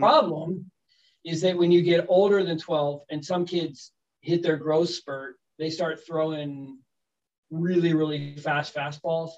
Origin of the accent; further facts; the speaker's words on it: United States; moved away; also born or lived in Sweden; as an American